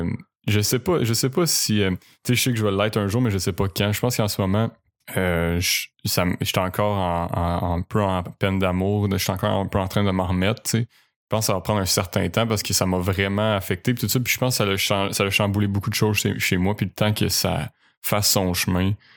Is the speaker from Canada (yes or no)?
yes; Quebec City, Quebec, Canada; moved away as an adult